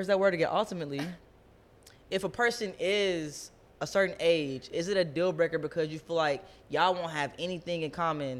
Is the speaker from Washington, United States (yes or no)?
no; Ohio, United States; I'm from the Midwest. I'm from Ohio.